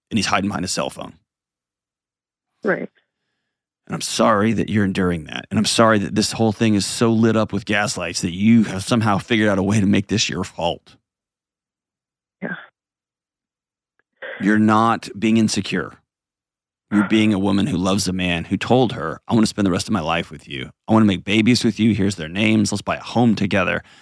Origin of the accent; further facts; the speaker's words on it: Portland, United States; I'm taking back agency because … from Portland and I'm worth that.